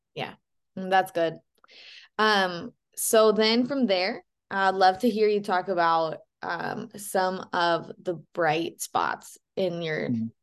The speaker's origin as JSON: {"language": "English", "town": "Boise", "region": "Idaho", "country": "United States", "tie": "born or raised there", "said": "I grew up in Boise as well"}